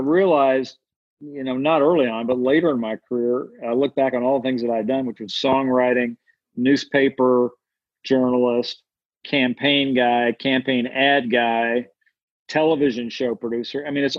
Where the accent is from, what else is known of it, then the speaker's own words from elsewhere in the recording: Denver, Colorado, United States; moved away as an adult; also born or lived in Boulder, Colorado / Austin, Texas; I was born in Boulder, grew up in Denver, and spent a lot of time in Breckenridge, where my grandfather lived. And that's kind of where I live most of the time now, near Breckenridge.